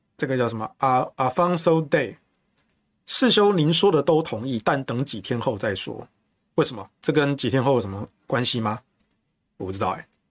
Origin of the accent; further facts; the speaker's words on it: Taichung, Taiwan; now in Taipei, Taiwan; 我不是新北人啊，我是台中人，但我住台北